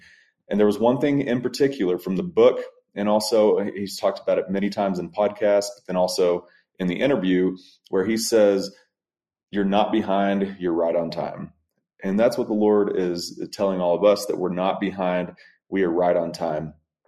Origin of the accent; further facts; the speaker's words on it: Texas, United States; I am from West Texas.